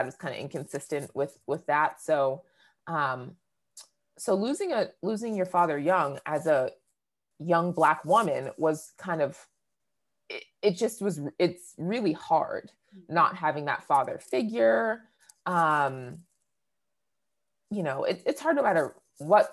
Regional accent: New Hampshire, United States; also born or lived in Boston, Massachusetts; I grew up in New England, right? Born in Boston, raised in New Hampshire

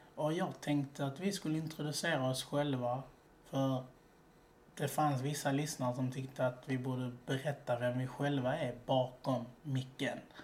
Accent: Malmö, Skåne, Sweden; now in Gothenburg, Sweden; Nej, jag är egentligen från Malmö.

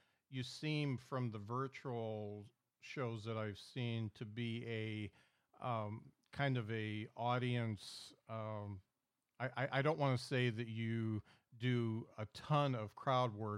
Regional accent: South Bend, Indiana, United States; moved away as an adult; now in Huntsville, United States; growing up in the South Bend area

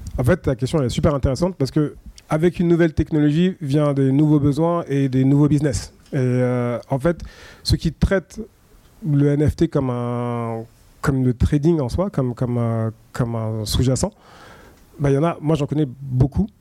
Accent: France; je suis français

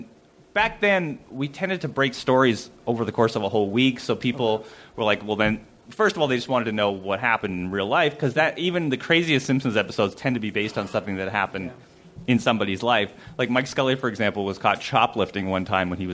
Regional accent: Canada; moved away as an adult; now in Los Angeles, United States; I grew up in Spelltown, Canada.

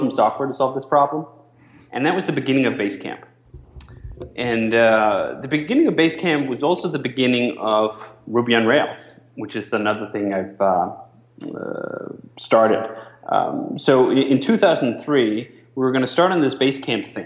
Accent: Denmark; moved away as an adult; now in United States

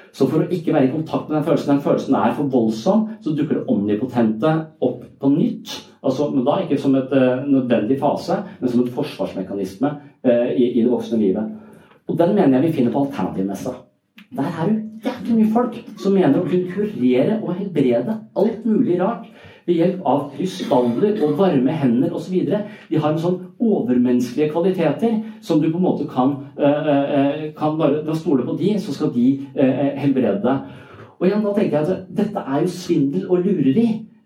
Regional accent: Sørlandet, Southern Norway, Norway; Jeg er fra Sørlandet.

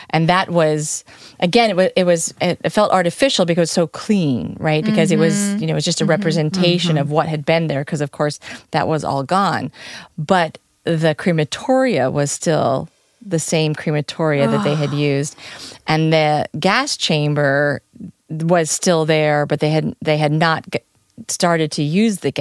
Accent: United States; as an American girl traveling Europe

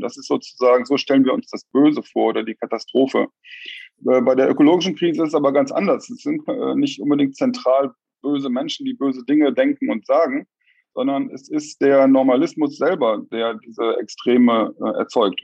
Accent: Germany; wir als Deutsche

